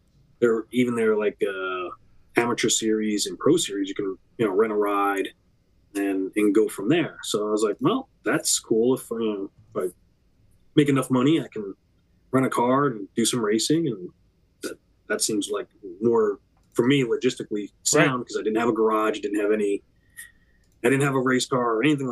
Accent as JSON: {"language": "English", "town": "Ridgefield Park", "region": "New Jersey", "country": "United States", "tie": "born or raised there", "said": "I grew up in New Jersey"}